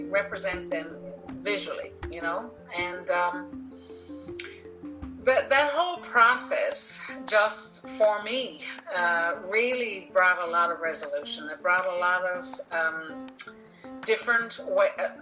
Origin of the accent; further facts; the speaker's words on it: Newfoundland and Labrador, Canada; accent: a little more Irish; moved away as an adult; also born or lived in India / Saudi Arabia / South Korea; now in Norway; the area of Newfoundland where I was born and raised was primarily settled by the Irish